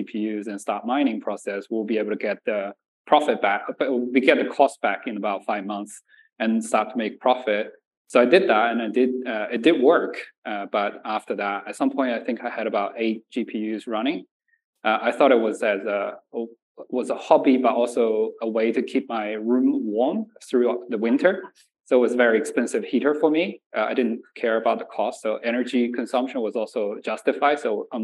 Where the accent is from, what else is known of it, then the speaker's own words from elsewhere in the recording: Nanjing, Jiangsu, China; also born or lived in Shanxi; now in Australia; I was born in Shanxi and raised in Nanjing.